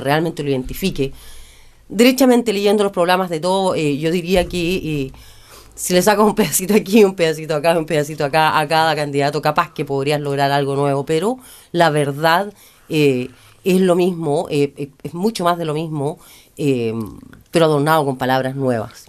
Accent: Chile; en mi país

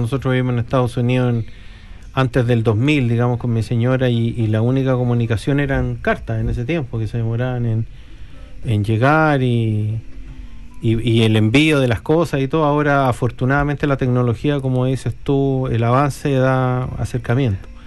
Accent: Chile; now in New Zealand; como chilenos

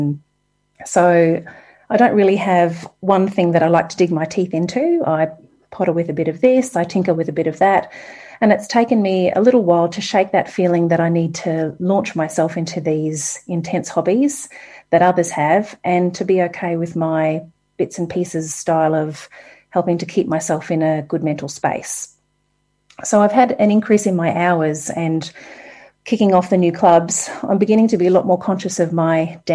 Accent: Sunshine Coast, Queensland, Australia; moved away as an adult; also born or lived in Auckland, New Zealand; now in Queenstown, New Zealand; You may hear in my voice a slight twang. I'm from Australia originally, the Sunshine Coast in Queensland, very close to a place called Noosa

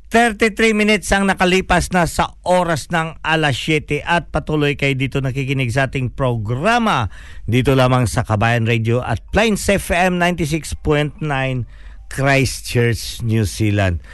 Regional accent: Philippines; we are a Filipino

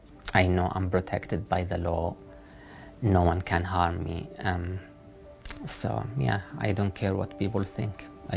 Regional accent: Saudi Arabia; moved away as an adult; now in New Zealand; I'm from Saudi Arabia. I've been arrested for being a trans woman.

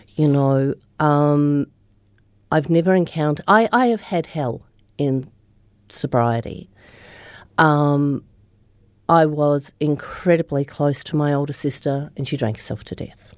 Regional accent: Australia; moved away as an adult; also born or lived in Melbourne, Australia; now in New Zealand; originally I'm from Australia, so I'm from the Upper Murray, which is the start of the Murray River, um, in the snowy mountains. And so I grew up there

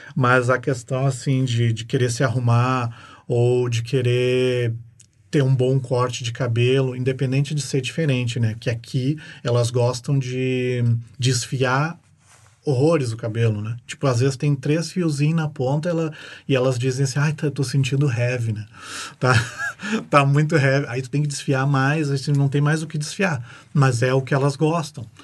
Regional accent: Porto Alegre, Rio Grande do Sul, Brazil; moved away as an adult; now in New Zealand; eu vim de Porto Alegre

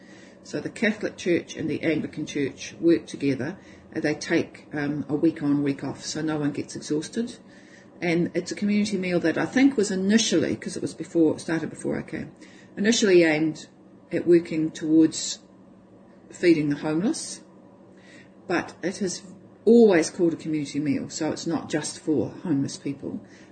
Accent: Hamilton, Waikato, New Zealand; born there; And I was born in Hamilton, but I hadn't lived there.

